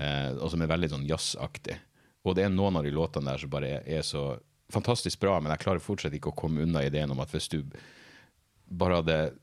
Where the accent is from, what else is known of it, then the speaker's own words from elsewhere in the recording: Narvik, Nordland, Norway; i Narvik, der jeg vokste opp